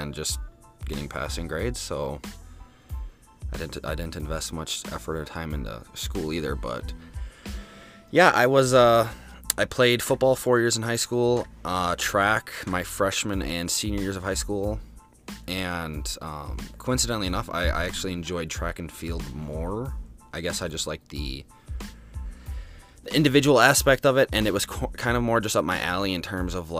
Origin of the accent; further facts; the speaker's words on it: Baraboo, Wisconsin, United States; also born or lived in Lake Delton, Wisconsin; I was born in Baraboo, Wisconsin, the 29th